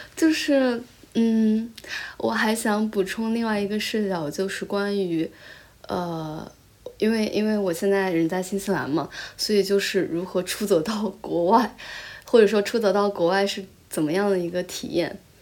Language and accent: Chinese; Taizhou, Zhejiang, China; first language Chinese; moved away as an adult; also born or lived in Shanghai; now in New Zealand; 因为我在台浙江台州长大嘛